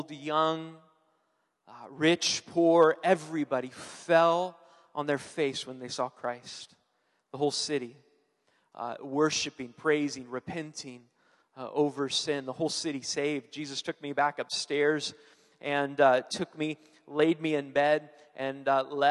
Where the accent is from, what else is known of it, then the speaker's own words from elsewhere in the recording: Stockton, California, United States; I grew up in Southern California, was born down there. And my parents were thinking of moving to Northern California because of my dad's work. He worked for the state of California. I was 7 years old, and so the only place that was open at the time was Stockton